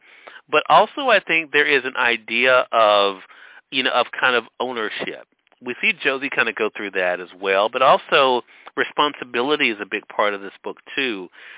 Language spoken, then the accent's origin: English; Mississippi, United States; Well, as a Mississippian